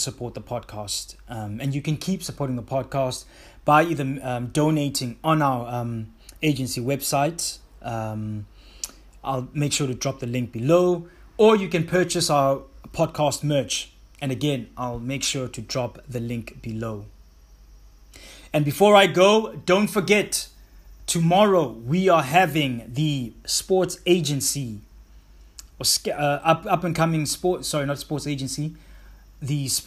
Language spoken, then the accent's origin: English; Mthatha, Eastern Cape, South Africa; growing up in the town that I grew up in Mthatha